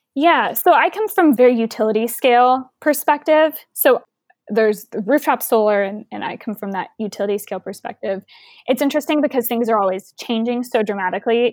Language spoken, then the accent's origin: English; Houston, Texas, United States; growing up in Houston